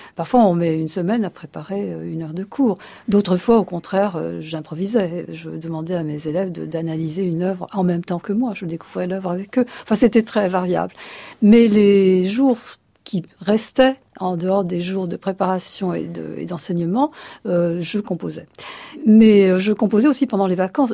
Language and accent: French; Egypt; moved away; je suis nomade puisque je suis née euh, en Égypte.